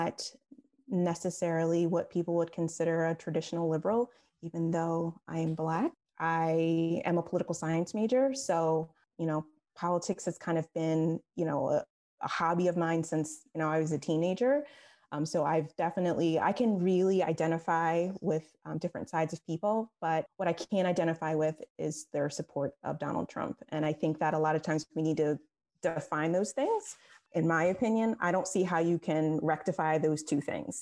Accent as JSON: {"language": "English", "town": "West Chester", "region": "Pennsylvania", "country": "United States", "also_born_or_lived": "Downingtown, Pennsylvania", "said": "I am originally from Westchester, Pennsylvania. I moved to Downingtown, PA when my husband and I first got married"}